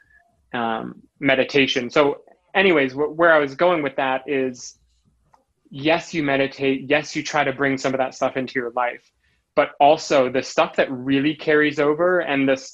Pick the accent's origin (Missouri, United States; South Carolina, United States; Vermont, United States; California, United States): Vermont, United States; rural; I grew up rurally, which I think has a lot to do with it, in rural Vermont